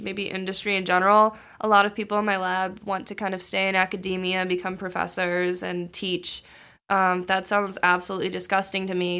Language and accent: English; Maryland, United States; moved away as an adult; now in Boston, United States; I'm from Maryland, and so I wanted to stay in Maryland to go to school